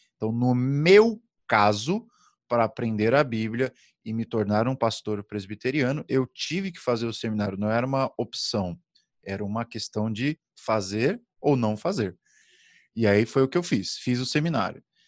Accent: Brazil; Como bom brasileiro que sou

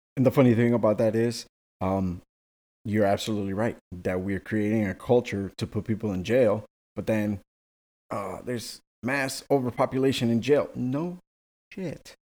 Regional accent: Miami, Florida, United States; my hometown or where I was born, not born, but, you know, where I, where I was raised

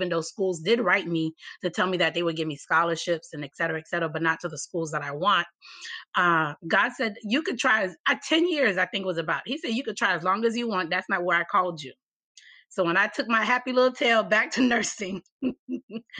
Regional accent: Miami, Florida, United States; I was born in Miami

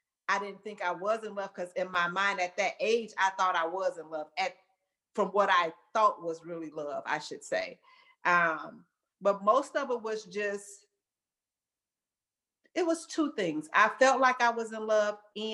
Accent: Chicago, Illinois, United States; now in Dallas, United States; Born and raised in Chicago.

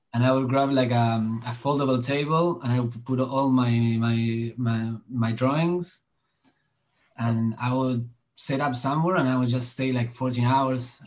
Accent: Argentina; I was I was born in in Argentina

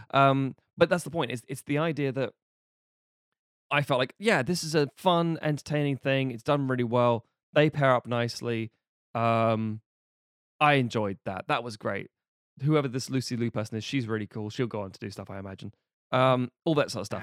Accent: United Kingdom; being British

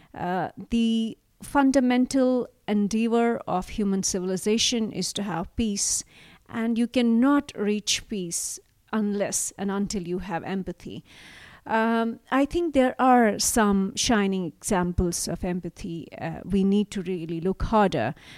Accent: Jammu and Kashmir, India; moved away; I grew up, I was born and brought up in Kashmir.

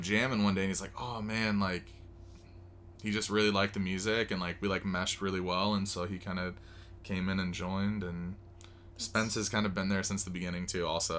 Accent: Moreno Valley, California, United States; moved away as an adult; now in Las Vegas, United States; I grew up there my entire life until I was probably twenty-two

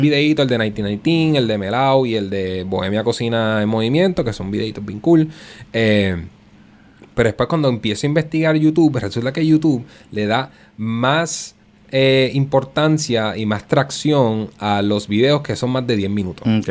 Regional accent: Puerto Rico; first language Spanish; yo soy puertorriqueño y el español es nuestro idioma

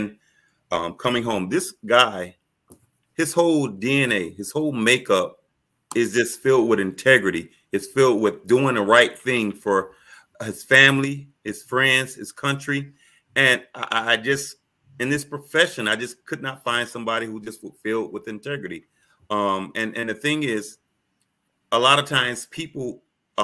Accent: Miami, Florida, United States; growing up in Miami

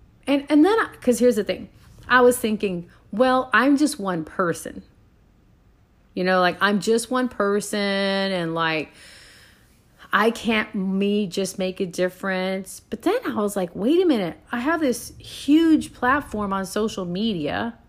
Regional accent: Puerto Rico; moved away; Now I go back to thinking of in the island I grew up on in Puerto Rico.

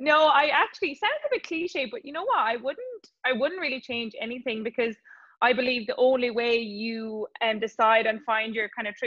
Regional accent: Ireland; when we're growing up in Ireland

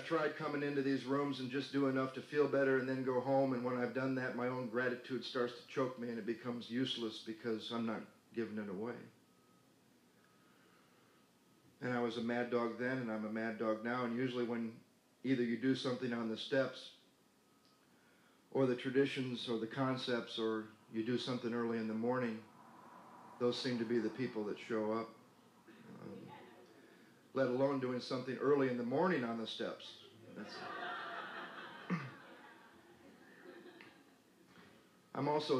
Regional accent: Battle Creek, Michigan, United States; also born or lived in Denver, Colorado; now in Santa Monica, United States; I grew up in Battle Creek, Michigan, and wasn't allowed to eat Kellogg's

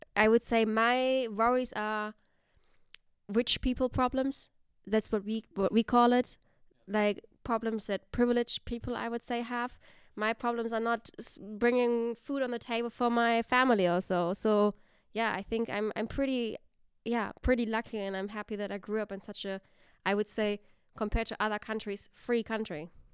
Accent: Germany; moved away as an adult; now in Netherlands; growing up in Germany

